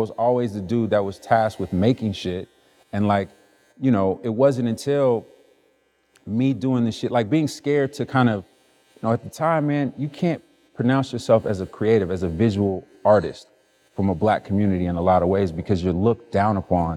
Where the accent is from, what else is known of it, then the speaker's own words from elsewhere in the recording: Chicago, Illinois, United States; I grew up in Chicago